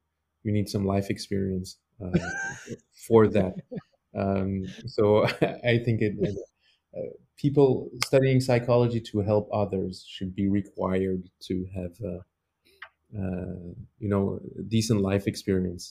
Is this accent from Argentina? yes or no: no; Mechelen, Flanders, Belgium; now in Antwerp, Belgium; So I was born in the city of Mechelen in Belgium. I also attended school there